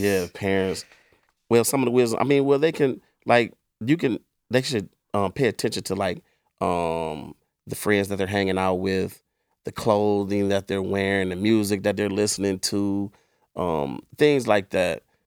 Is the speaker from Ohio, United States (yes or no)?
yes; East Cleveland, Ohio, United States; I grew up in East Cleveland